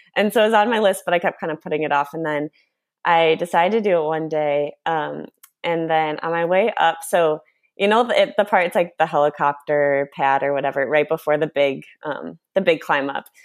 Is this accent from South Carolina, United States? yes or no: no; Chicago, Illinois, United States; moved away as an adult; also born or lived in Argentina; now in Los Angeles, United States; I grew up in Chicago, lived there my whole life except for one year I lived in Argentina